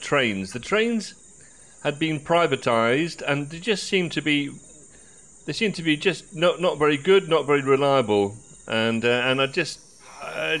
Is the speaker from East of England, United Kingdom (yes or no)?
yes; St Albans, East of England, United Kingdom; moved away; I grew up in St. Albans